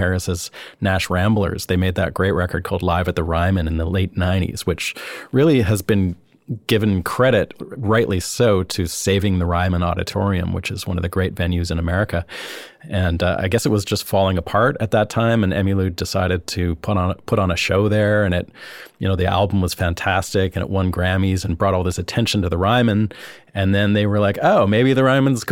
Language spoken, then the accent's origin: English; Canada; where I'm from in Canada